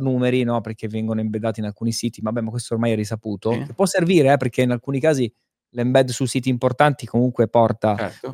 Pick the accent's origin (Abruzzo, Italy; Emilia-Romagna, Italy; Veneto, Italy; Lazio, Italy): Abruzzo, Italy; Pescara; vengo da Pescara